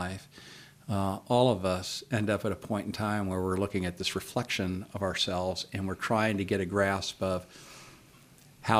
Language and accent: English; San Diego, California, United States; now in Idaho, United States; I'm actually from Southern California, from San Diego